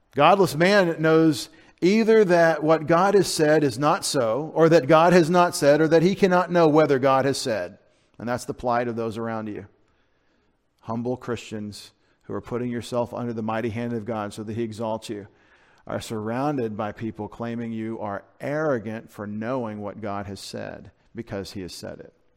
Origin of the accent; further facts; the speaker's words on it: United States; I'm an American